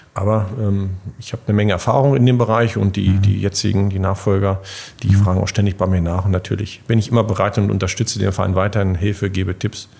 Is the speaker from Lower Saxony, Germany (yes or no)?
yes; Bockenem, Lower Saxony, Germany; ich komme ja aus Bucknem vom, vom kleinen örtlichen Sportverein